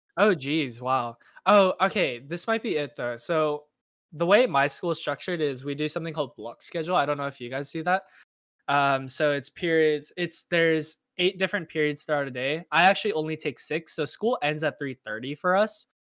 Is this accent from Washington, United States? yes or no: no; Irvine, California, United States; I am from Irvine, California, which is in Southern California